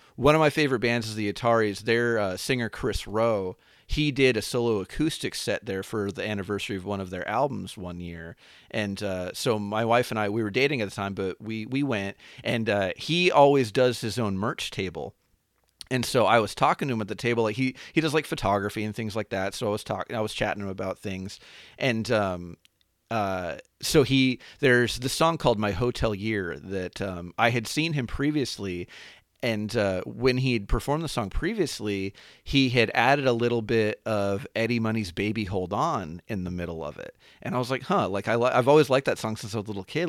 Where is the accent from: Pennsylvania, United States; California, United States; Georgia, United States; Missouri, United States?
California, United States; Anaheim; I grew up um, in and around Anaheim, um, which is probably most famous for that being where Disneyland is.